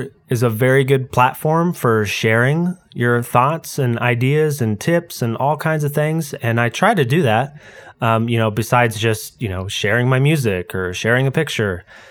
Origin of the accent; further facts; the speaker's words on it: San Diego, California, United States; also born or lived in Novato / Kansas City; I was born in Novato, California, which is near San Francisco, not really that far away from the Roblox headquarters, interestingly enough, and lived in San Diego up until about 8, and then after that, pretty much every 3 years, we moved between there and Kansas City.